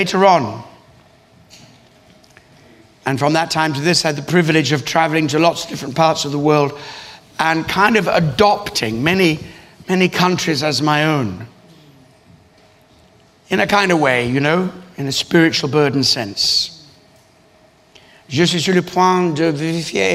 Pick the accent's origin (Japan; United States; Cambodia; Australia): Australia; moved away as an adult; also born or lived in East Africa; now in London, United Kingdom; I grew up in Australia